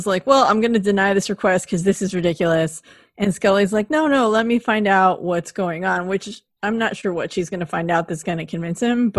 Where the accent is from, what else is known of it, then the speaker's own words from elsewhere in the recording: West Coast, United States; I'm from the West Coast